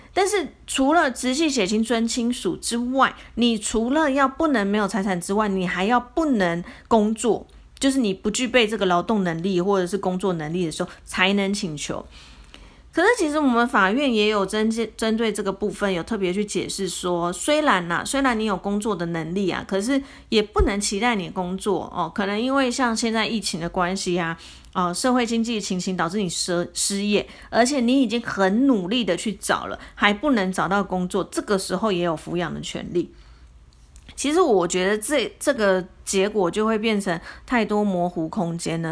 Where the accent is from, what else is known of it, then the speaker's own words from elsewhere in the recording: Taiwan; 我们中国人、台湾人，哎，反正就是历历历史以来一直的一个孝道的概念嘛